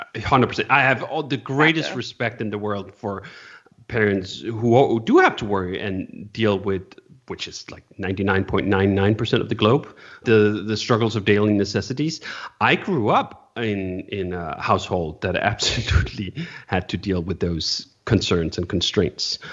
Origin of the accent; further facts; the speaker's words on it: Denmark; moved away; also born or lived in California; I currently live in Denmark. I grew up in Denmark, and now I'm back here in Denmark